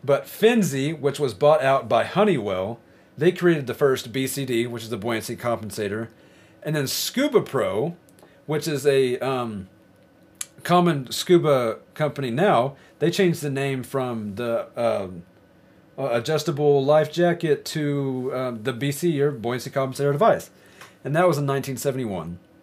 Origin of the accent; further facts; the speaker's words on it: Arkansas, United States; now in Idaho, United States; I'm from Arkansas, and I moved to Idaho.